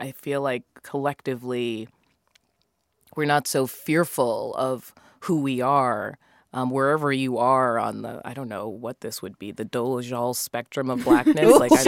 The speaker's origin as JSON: {"language": "English", "region": "Massachusetts", "country": "United States", "tie": "born or raised there", "said": "For me, I will say that my family, they're all Jamaican, but I grew up in Massachusetts and I just ended up with no accent."}